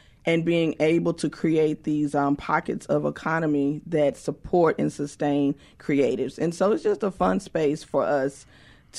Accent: West Point, Mississippi, United States; I am actually from West Point, Mississippi.

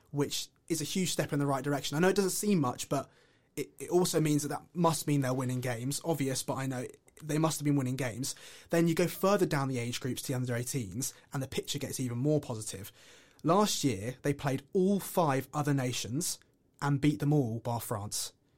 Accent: England, United Kingdom; as an Englishman

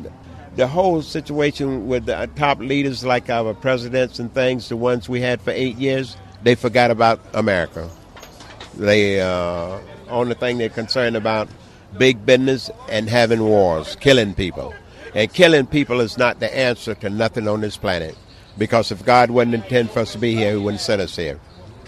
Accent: Georgia, United States; Born in the Clay Hills of Georgia. I was born in the South, and I grew up 2 miles from our little town.

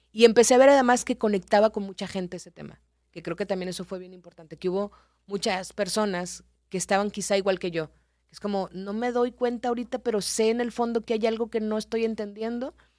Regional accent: Culiacán, Sinaloa, Mexico; moved away as an adult; also born or lived in Nuevo Laredo / Mexico City / Reynosa; Yo soy de Culiacán, estaba en Culiacán

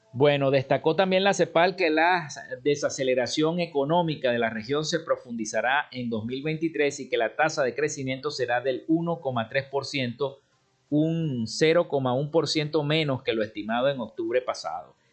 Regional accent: Venezuela; nosotros como venezolanos

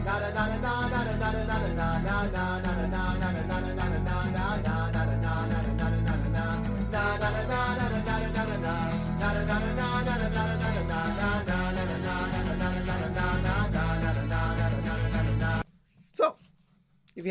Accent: Wisconsin, United States; also born or lived in Minnesota; I grew up in Wisconsin

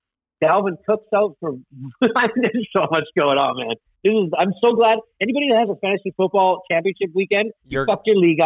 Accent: Arizona, United States; my hometown Cardinals

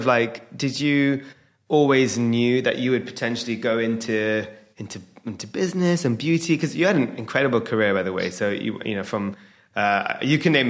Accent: United Kingdom; I'm a British Indian entrepreneur

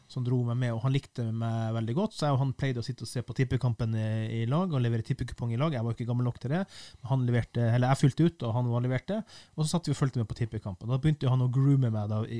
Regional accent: Finnmark, Norway; På den tida så var jo jeg finnmarking, og jeg er fortsatt finnmarking, men jeg vokste jo opp i Finnmark.

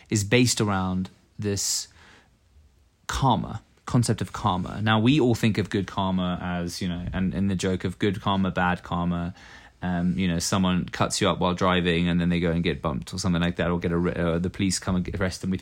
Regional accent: England, United Kingdom; now in Norway; When I first moved to Norway, {S1} yeah, {S0} I came from England. And in England, uh, you know, we have this sort of gentlemanly uh, approach

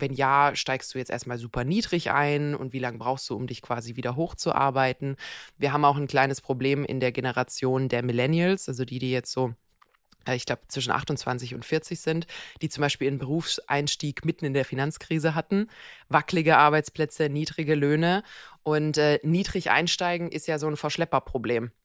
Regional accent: Croatia; moved away; in meiner Heimat Kroatien

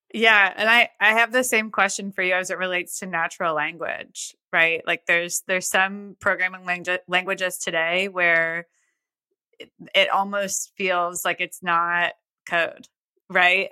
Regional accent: United States; my hometown, which is small.

